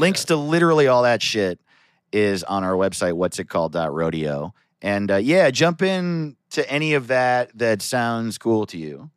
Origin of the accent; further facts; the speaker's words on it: United States; I grew up in America